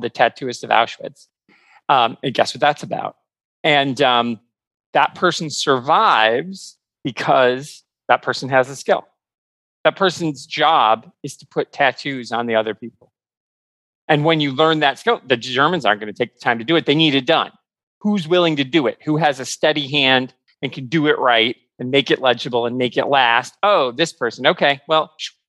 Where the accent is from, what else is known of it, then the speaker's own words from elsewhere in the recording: United States; as an American